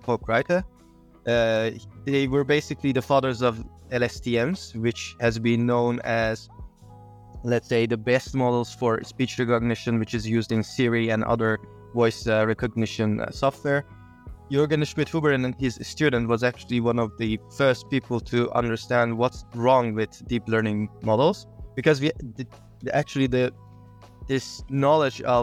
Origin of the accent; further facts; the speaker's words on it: Tabriz, East Azerbaijan, Iran; I was born in Tabriz, Iran, 1989